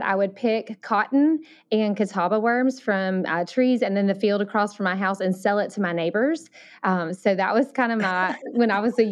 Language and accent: English; Alabama, United States; accent: Southern; moved away as an adult; also born or lived in Thailand; I grew up in Alabama, so that's where my Southern